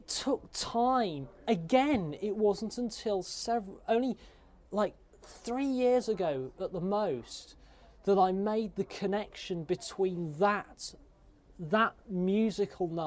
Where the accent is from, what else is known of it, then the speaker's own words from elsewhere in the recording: Chester, North West England, United Kingdom; my hometown, Chester.